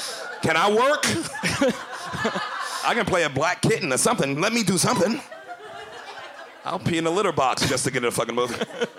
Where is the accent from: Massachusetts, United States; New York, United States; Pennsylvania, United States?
New York, United States; New York City; I was born and raised in Bedford-Stuyvesant. Decatur, Howard, Saratoga.